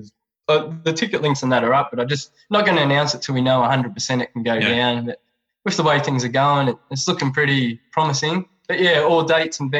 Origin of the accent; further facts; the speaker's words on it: Campbelltown, New South Wales, Australia; now in NSW South Coast, Australia; I grew up in Campbelltown, there weren't any beaches there